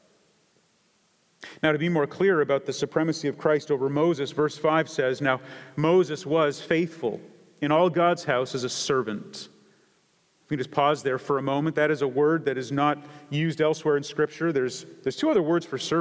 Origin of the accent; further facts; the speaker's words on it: Canada; I come from Canada